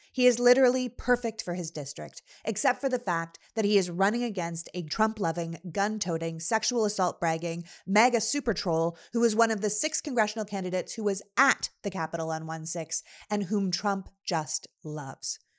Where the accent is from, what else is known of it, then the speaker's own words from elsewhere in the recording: Toronto, Ontario, Canada; also born or lived in Montreal; now in Los Angeles, United States; we live in Los Angeles, but I'm originally from Toronto